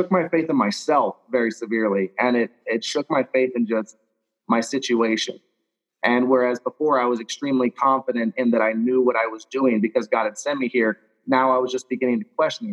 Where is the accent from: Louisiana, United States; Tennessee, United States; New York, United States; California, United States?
Louisiana, United States; I was raised in Louisiana, so I was raised in the South